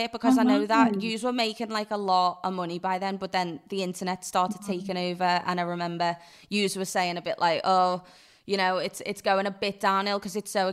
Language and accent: English; Liverpool, North West England, United Kingdom; I come from Liverpool